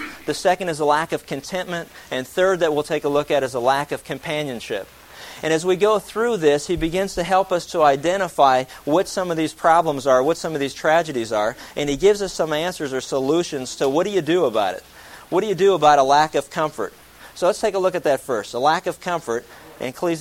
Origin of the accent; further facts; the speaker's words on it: right outside of Pittsburgh, southwest Pennsylvania, United States; moved away; I grew up in southwest Pennsylvania. I grew up right outside of Pittsburgh